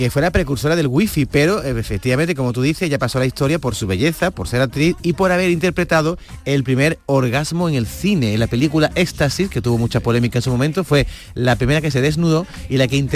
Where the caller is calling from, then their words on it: Granada, Andalusia, Spain; Muy buenos días, yo soy … de Granada.